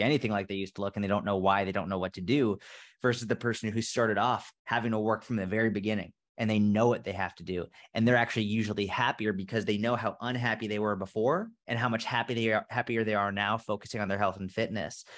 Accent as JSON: {"language": "English", "area": "outside of Boston", "region": "Massachusetts", "country": "United States", "tie": "born or raised there", "said": "I grew up outside of Boston, Massachusetts"}